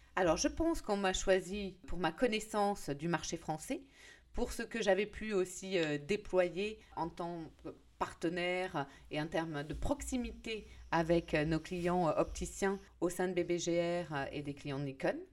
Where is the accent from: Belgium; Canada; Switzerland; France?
France; en tant que Français